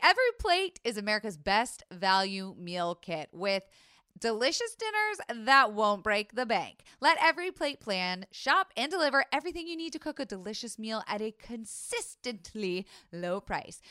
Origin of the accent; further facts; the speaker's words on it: Florida, United States; I was raised in Florida